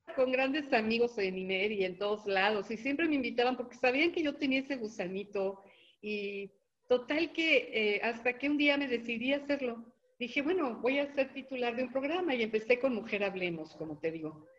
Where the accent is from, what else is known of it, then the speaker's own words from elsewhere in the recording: Mexico; nosotros como mexicanos